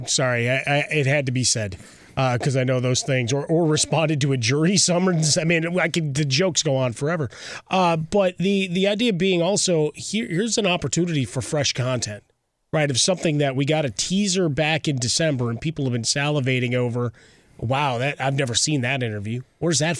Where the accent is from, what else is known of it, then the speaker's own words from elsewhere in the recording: Chicago, Illinois, United States; being a Chicagoan